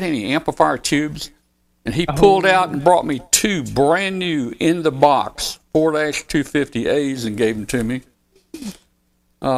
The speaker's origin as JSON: {"language": "English", "area": "13 miles from Osceola", "region": "Arkansas", "country": "United States", "tie": "born or raised there", "said": "I had a friend that lived up in Osceola, Arkansas. It was 13 miles from my hometown."}